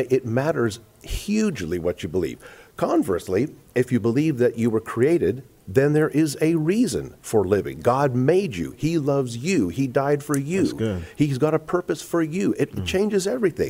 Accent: South Africa; moved away; growing up in South Africa

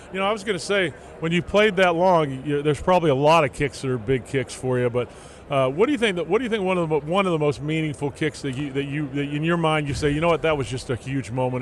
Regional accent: Southern California, United States; my hometown of Southern Cal

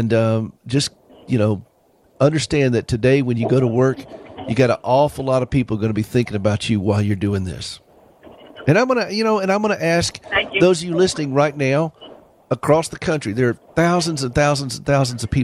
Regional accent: South Carolina, United States; I'm from South Carolina

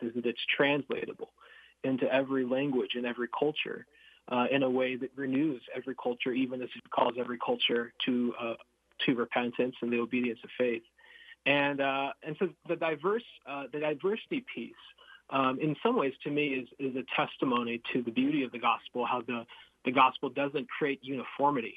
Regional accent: United States; So I'm Filipino American. my mm-hmm. parents mm-hmm. met and married in the Philippines, and uh, and then uh, I was born here

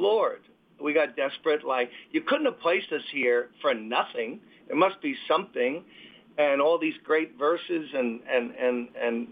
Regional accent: New York City, New York, United States; I'm born and raised in Brooklyn.

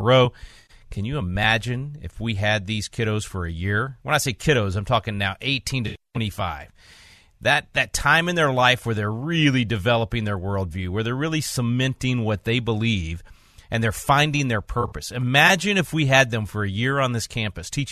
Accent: Texas, United States; life as a Texan

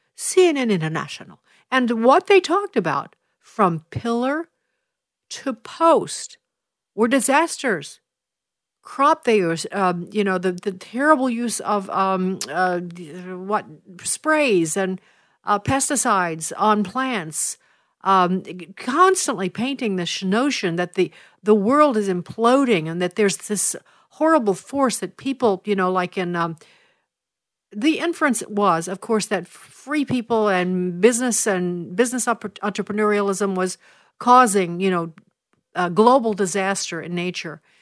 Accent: Illinois, United States; my home state of Illinois

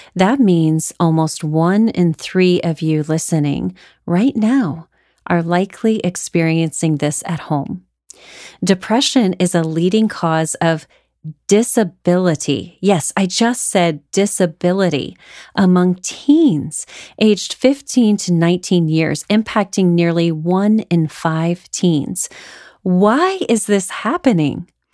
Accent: Houston, Texas, United States; Growing up in Houston, I went to school with some of those astronaut children.

